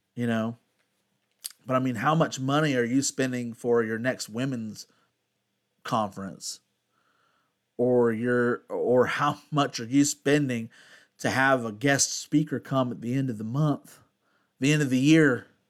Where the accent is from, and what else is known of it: United States